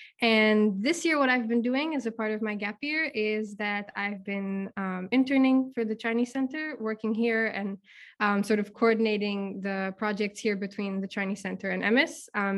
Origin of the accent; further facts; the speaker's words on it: Czechia; Hey, yeah, so hi … I'm from the Czech Republic.